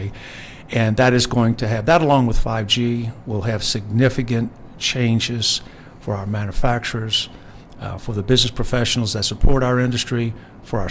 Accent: New Orleans, Louisiana, United States; my hometown this weekend of New Orleans

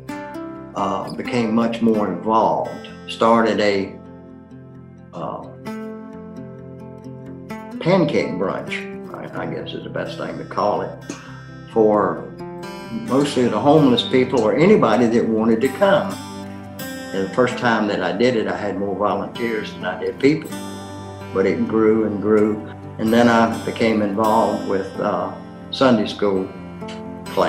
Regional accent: Hampton, Virginia, United States; moved away as an adult; also born or lived in Lynchburg, Virginia; I was born and raised in Hampton

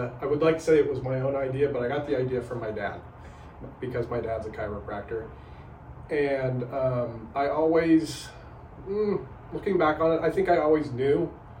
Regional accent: Salt Lake City, Utah, United States; also born or lived in Park City, Utah; Yeah, so I grew up in Utah, grew up in Northern Utah, Salt Lake City, and then graduated from Park City, Utah in the early 90s

